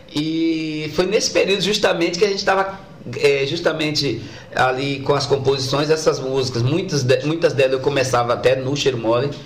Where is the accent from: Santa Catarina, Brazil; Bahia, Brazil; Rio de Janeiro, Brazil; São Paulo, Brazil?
Bahia, Brazil; Feira de Santana; eu nasci no Tomba, mas toda a minha infância eu morei em Humildes e no Aviário